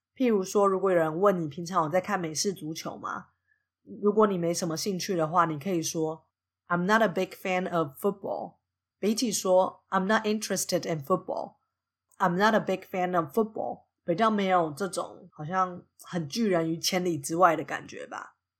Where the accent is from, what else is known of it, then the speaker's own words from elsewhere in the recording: Taiwan; moved away as an adult; now in United States; 我对自己的认同就是一个台湾人啊，我在美国也是把自己当成一个外国人